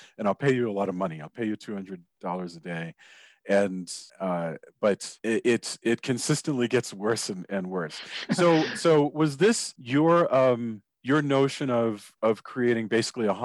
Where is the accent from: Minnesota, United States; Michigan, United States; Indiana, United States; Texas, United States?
Texas, United States; I come from Texas. So Texas has a particular accent